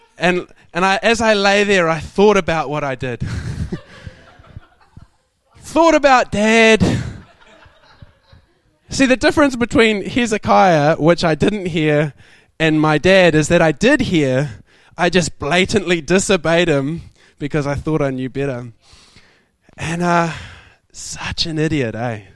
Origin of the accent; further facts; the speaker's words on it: New Zealand; I'm from New Zealand.